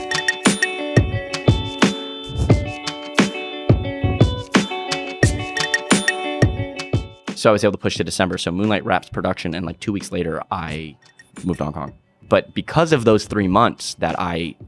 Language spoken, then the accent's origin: English; Miami, Florida, United States; I'm a filmmaker from Miami, Florida.